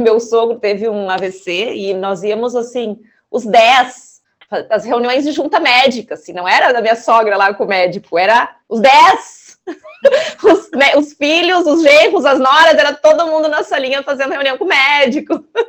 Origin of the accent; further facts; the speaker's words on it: Brazil; moved away; also born or lived in Santiago, Chile; Além de brasileira, sou italiana.